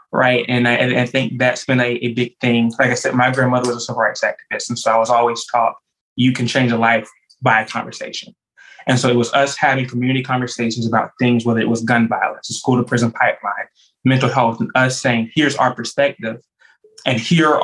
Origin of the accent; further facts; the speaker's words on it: Jacksonville, Florida, United States; moved away as an adult; now in Tallahassee, United States; I'm originally from Jacksonville. Anyone who knows me, I love Duval. I am the grandson of a civil rights activist from Jacksonville. And so I'm also in the fifth generation Jacksonville native